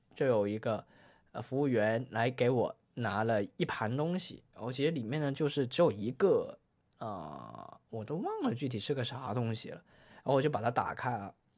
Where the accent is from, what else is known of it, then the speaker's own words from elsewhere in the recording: Guangdong, China; 我们广东人打边炉